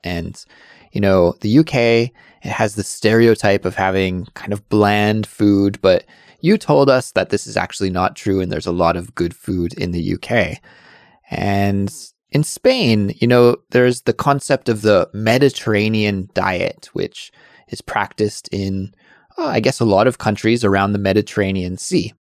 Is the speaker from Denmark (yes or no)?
no; Canada; being a Canadian, because Canadians coming from a cold country